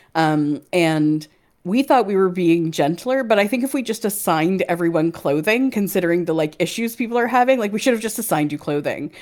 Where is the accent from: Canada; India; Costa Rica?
Canada; now in United Kingdom; not only am I another Canadian, I'm another Canadian transplant to the U K.